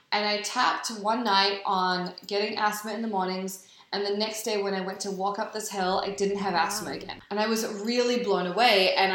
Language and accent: English; New Zealand; also born or lived in New York; now in Los Angeles, United States; So I grew up in New Zealand